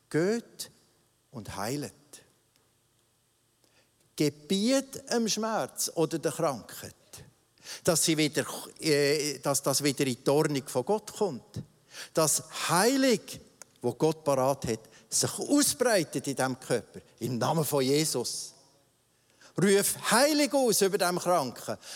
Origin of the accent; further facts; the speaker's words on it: Switzerland; das wir aus Luther Höflichkeit, so sind wir Schweizer eben, uns angeeignet haben.